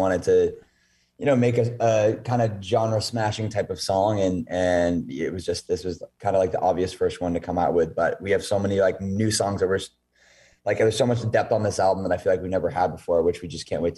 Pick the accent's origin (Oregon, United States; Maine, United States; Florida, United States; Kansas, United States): Maine, United States; I'm from Maine.